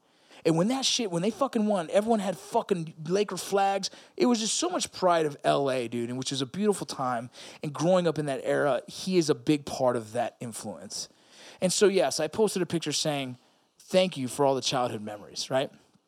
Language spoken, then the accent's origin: English; California, United States; Kobe passed away, and fuck, that's hard for someone growing up in Southern California, right?